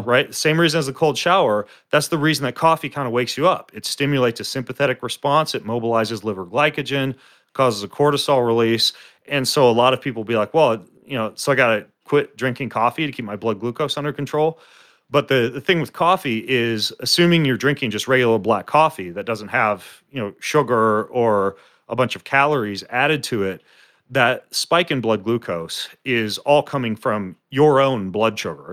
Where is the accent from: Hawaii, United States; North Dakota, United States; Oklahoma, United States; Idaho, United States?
Idaho, United States; North; I grew up in North Idaho.